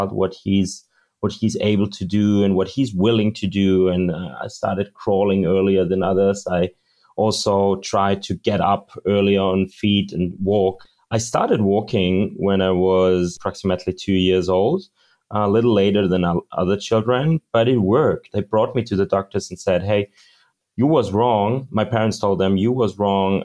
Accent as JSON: {"language": "English", "town": "Munich", "region": "Bavaria", "country": "Germany", "tie": "born or raised there", "said": "I was born in Munich, raised in Munich, Germany"}